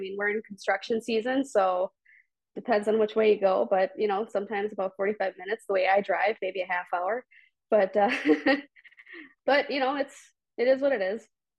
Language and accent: English; Woodbury, United States; Even here in my hometown of Woodbury, we have men's leagues, women's leagues, but mostly tennis ball leagues.